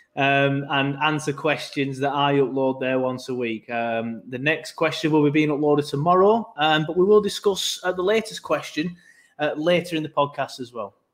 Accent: Burnley, North West England, United Kingdom; now in Leeds, United Kingdom; I'm from Burnley

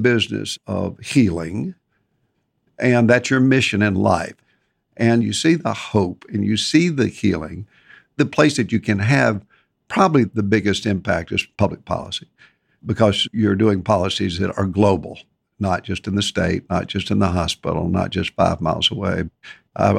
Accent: Nashville, Tennessee, United States; I grew up in Nashville, Tennessee

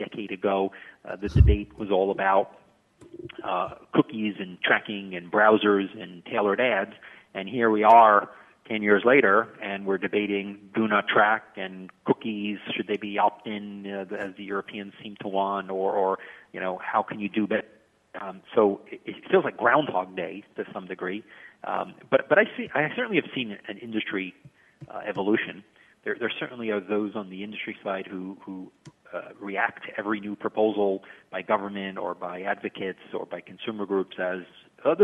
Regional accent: New York City, New York, United States; I grew up in Brighton Beach, Brooklyn, a very sort of blue-collar, hardworking area

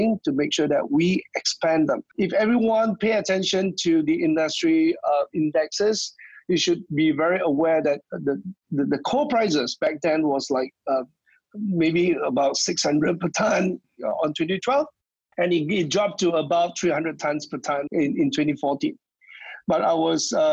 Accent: Malaysia; moved away; I'm actually originally from Malaysia

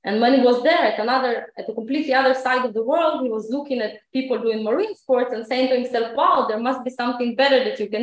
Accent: Ukraine; now in Israel; I live in Israel, but I wasn't born here. I was born in Ukraine in 1986

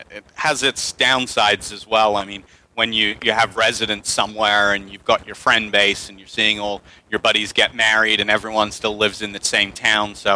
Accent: England, United Kingdom; also born or lived in United States; now in Panama; Uh, I am English, but I've lived in the States for half my life, and now I'm in Latin America, Panama, so you might hear me blurt out some Spanglish here as well.

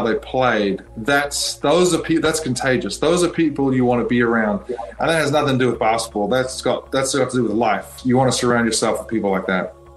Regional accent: North Shore, Auckland, New Zealand; growing up on the North Shore

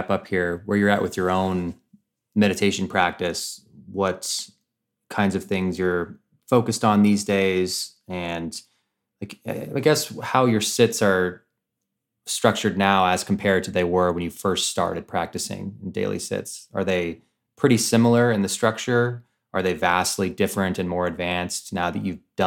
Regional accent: Oregon, United States; in Oregon, my home state

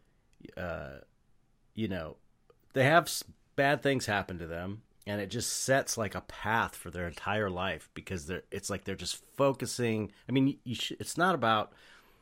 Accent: Los Angeles, California, United States; I grew up in San Pedro, and it's like a work blue collar working class port town

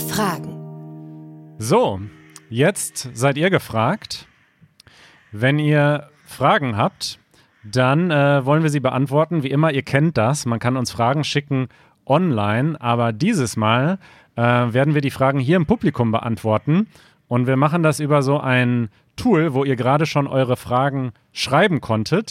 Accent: China; German is a second language; moved away as an adult; now in Germany; ich komme aus China und ich bin seit einem Jahr in Deutschland.

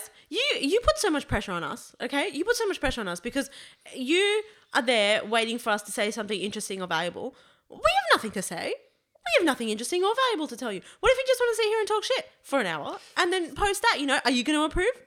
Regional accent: Campbelltown, New South Wales, Australia; I'm from Campbelltown.

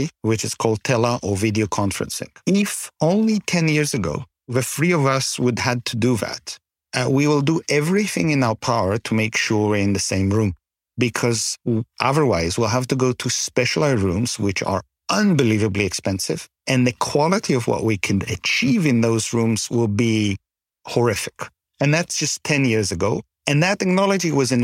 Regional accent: Canada; as a Canadian

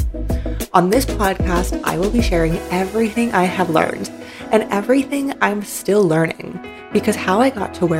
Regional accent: Canada; moved away as an adult; also born or lived in Shenzhen, China / Turkey / Georgia; I was born and raised in Canada

